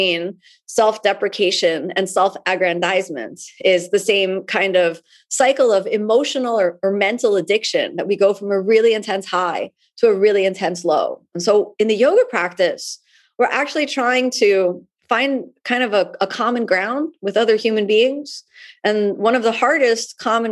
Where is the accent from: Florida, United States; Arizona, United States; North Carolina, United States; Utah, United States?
Florida, United States; Miami; my hometown in Miami